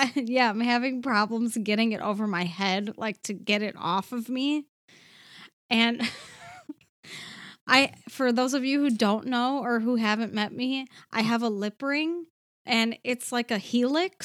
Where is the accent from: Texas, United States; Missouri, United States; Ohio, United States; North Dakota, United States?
Ohio, United States; Cleveland; So Cleveland is my hometown